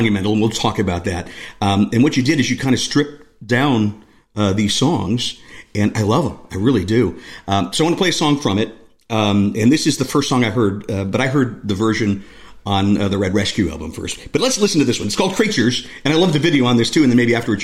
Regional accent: Northeast Ohio, United States; I grew up in Northeast Ohio

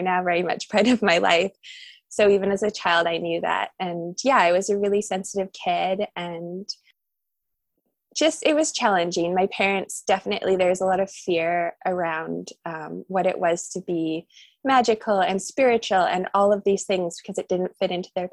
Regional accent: Nelson, British Columbia, Canada; I grew up in Nelson, BC, which is where I am now.

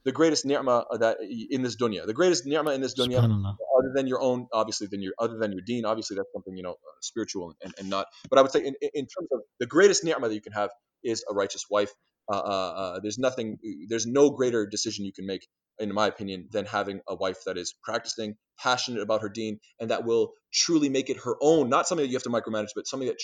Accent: Canada; I'm Canadian

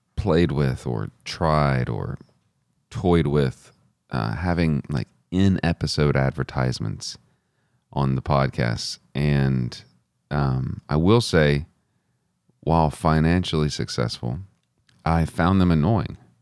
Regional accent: Texas, United States; as a Christian growing up in Texas

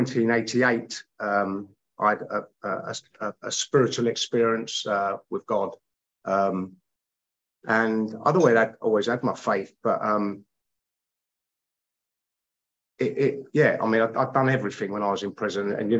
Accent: London, United Kingdom; I grew up with a lot of Irish people, a lot of travelling people that I grew up with around West London

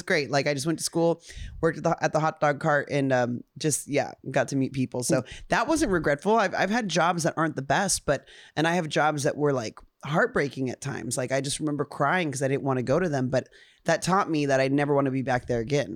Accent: Upland, California, United States; also born or lived in Ontario, California; I was from Ontario, Upland, which is technically

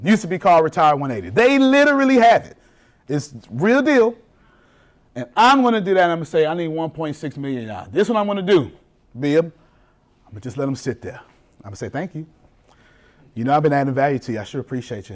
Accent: Galveston, Texas, United States; I'm from Galveston, Texas.

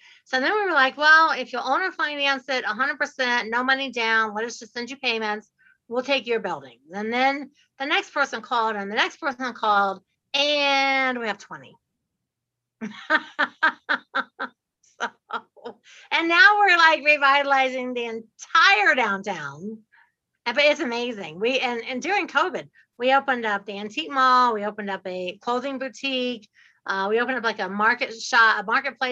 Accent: Dayton, Ohio, United States; I'm from Dayton, Ohio

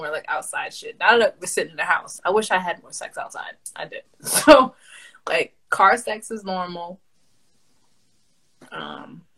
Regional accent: New York City, New York, United States; I'm from New York City. I'm from the Bronx.

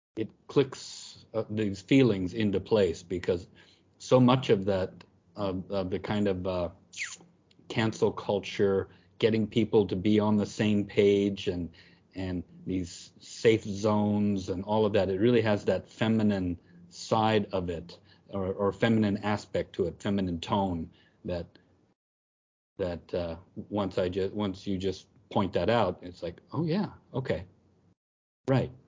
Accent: United States; moved away; as an American, I was often coming into class

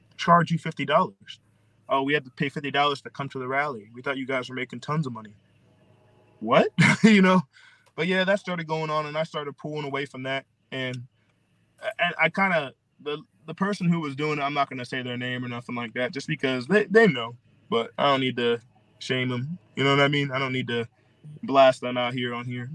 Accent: Philadelphia, Pennsylvania, United States; also born or lived in Okinawa, Japan; I'm from Pennsylvania. Ah, uh, Philadelphia

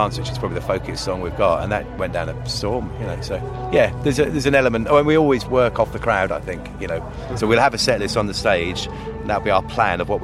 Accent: Southampton, South East England, United Kingdom; myself and Paul, we're from Southampton

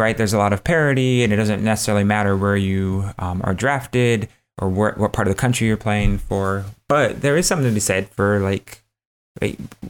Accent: Midwest, United States; as a Midwesterner myself

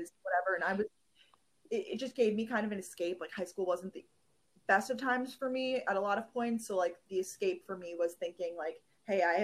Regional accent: New York, United States; also born or lived in Georgia; now in New York City, United States; Growing up in New York, I wanted to escape New York

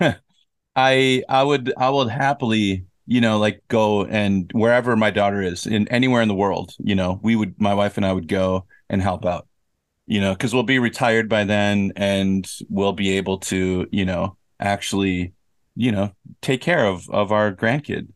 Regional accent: United States; moved away as an adult; now in South Korea; growing up in America

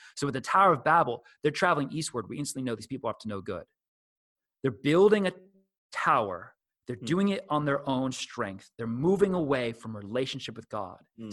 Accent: New Jersey, United States; I'm from New Jersey

